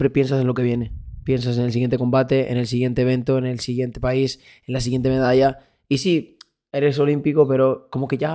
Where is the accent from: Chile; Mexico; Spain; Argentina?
Spain; Luego gritando yo soy español, español, todo el mundo gritando